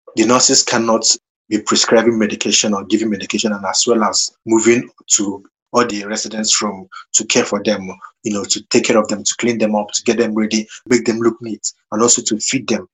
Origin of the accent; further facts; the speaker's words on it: Nigeria; moved away as an adult; now in United Kingdom; growing up in Nigeria